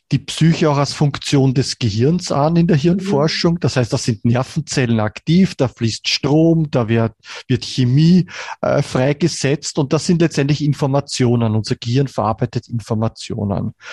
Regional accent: Vienna, Austria; born there; bin gebürtiger Wiener, lebe auch in Wien

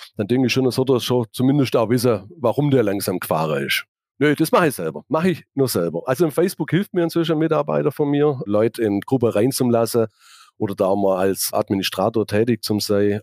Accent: Laupheim, Baden-Württemberg, Germany; ich bin gebürtiger Laubheimer, habe mich schon immer mit der Stadt identifiziert

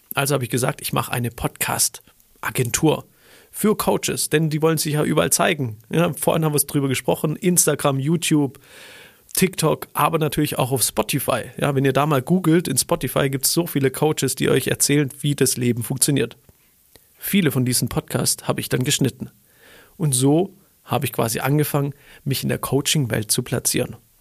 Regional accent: Stuttgart, Baden-Württemberg, Germany; ich komme aus Stuttgart

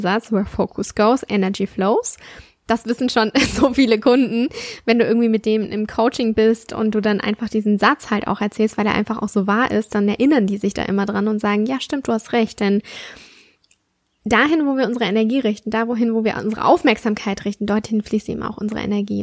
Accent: Southern Germany, Germany; Bei uns im Süden

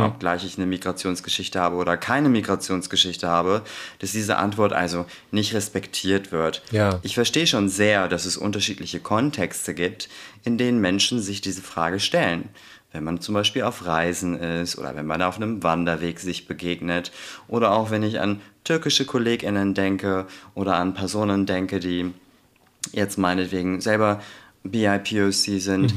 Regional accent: Garbsen, Lower Saxony, Germany; also born or lived in Hamburg; now in Hanover, Germany; ich komme aus Altgabsen, da bin ich ganz ländlich aufgewachsen.

